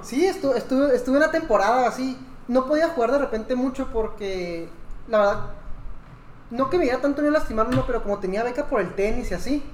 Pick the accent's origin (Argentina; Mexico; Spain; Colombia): Mexico; soy mexicano.